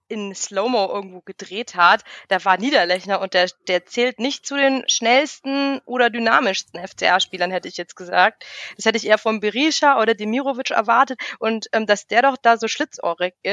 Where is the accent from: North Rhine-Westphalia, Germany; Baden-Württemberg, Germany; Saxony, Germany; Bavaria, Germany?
Bavaria, Germany; Augsburg; Also als Augsburger sich denke ich mir, ähm, das hat Flo schon mal ganz stark gemacht.